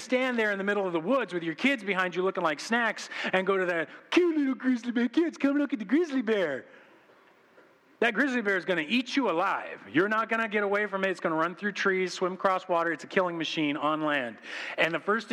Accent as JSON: {"language": "English", "country": "United States", "said": "we've been conditioned as American Christians"}